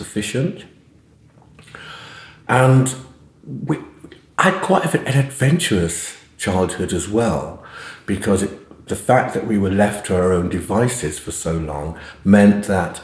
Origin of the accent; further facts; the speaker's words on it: London, United Kingdom; growing up in East London then was, it was an extraordinary experience when I think about it, because we were the only black family on the estate in Hackney, where we lived